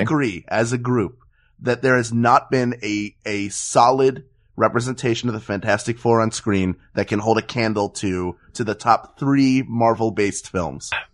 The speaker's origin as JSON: {"language": "English", "town": "Philadelphia", "region": "Pennsylvania", "country": "United States", "moved": "yes", "lives_now": "Los Angeles, United States", "said": "I'm from Philadelphia and live in Los Angeles"}